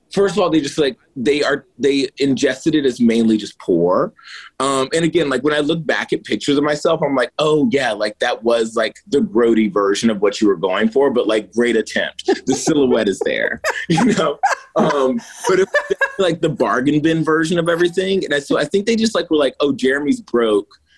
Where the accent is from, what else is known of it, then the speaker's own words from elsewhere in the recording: Martinsville, Virginia, United States; I'm from Martinsville, Virginia, so it's a big furniture town.